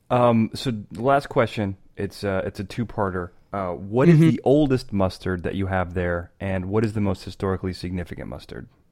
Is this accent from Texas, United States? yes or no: no; Chicago, Illinois, United States; I'm from Chicago.